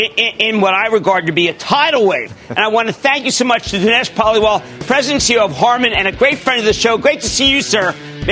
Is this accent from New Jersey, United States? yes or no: yes; New Jersey, United States; I'm from Clean Jersey.